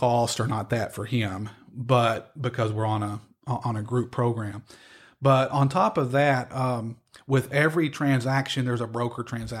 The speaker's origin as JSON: {"language": "English", "town": "Harrodsburg", "region": "Kentucky", "country": "United States", "said": "I'm from Harrodsburg originally. Okay. Actually North Mercer County, Salvisa."}